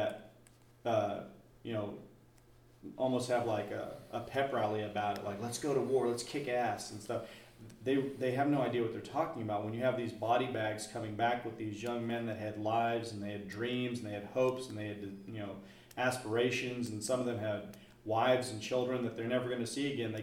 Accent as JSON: {"language": "English", "country": "United States", "said": "just as an American"}